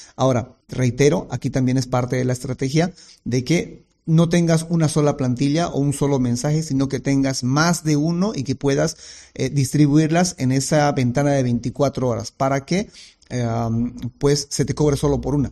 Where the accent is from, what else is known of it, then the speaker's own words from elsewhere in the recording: Bolivia; en mi país, que es Bolivia